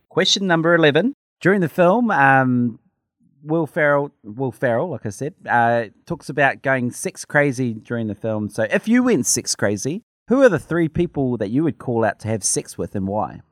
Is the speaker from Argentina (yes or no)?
no; New Zealand; my New Zealand passport